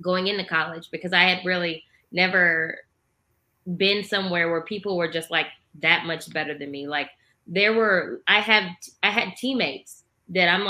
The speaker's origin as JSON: {"language": "English", "town": "O'Fallon", "region": "Illinois", "country": "United States", "tie": "born or raised there", "said": "I'm actually from a small town in southern Illinois. It's called O'Fallon"}